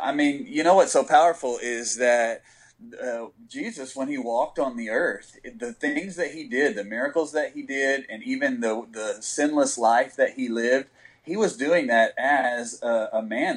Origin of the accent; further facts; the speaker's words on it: West Texas, United States; I grew up in West Texas